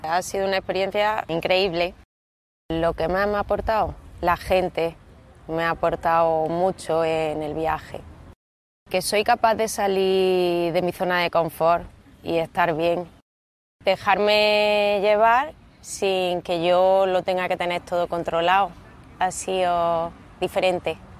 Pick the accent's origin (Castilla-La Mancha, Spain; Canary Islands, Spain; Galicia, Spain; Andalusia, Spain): Andalusia, Spain; Almería; now in Granada, Spain; soy de Almería, pero vivo en Granada